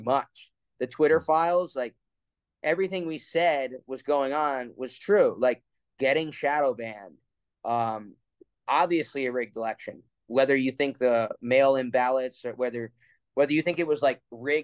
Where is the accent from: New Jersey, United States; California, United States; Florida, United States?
New Jersey, United States; I grew up in New Jersey, right around New York